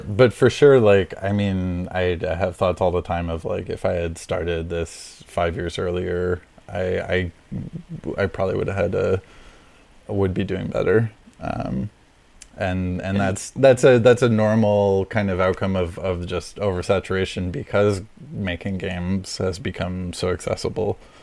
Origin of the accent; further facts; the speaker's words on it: Montreal, Quebec, Canada; I'm in Montreal. I'm from Montreal.